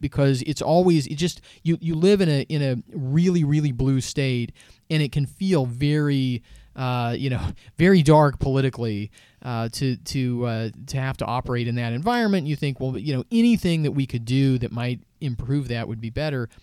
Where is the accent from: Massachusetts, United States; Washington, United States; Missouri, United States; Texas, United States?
Washington, United States; Seattle; I grew up in Seattle, uh, near the, near the ocean.